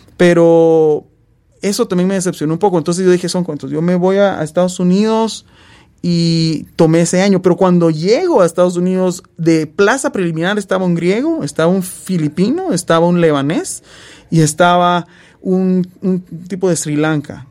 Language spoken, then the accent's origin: Spanish; Guatemala; moved away as an adult; now in Alabama, United States; estar en Guatemala eh, mi tierra natal, donde nací y crecí, pasé 27 eh, años de mi vida